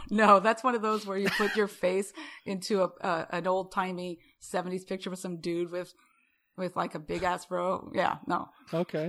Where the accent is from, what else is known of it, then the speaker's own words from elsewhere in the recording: Rapid City, South Dakota, United States; now in Houston, United States; I'm from Rapid City.